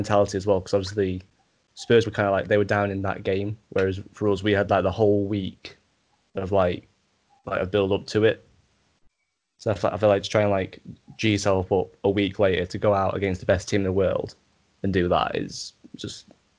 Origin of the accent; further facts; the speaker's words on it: Chesterfield, East Midlands, United Kingdom; Because I grew up in Chesterfield and I'm still kind of a Chesterfield fan.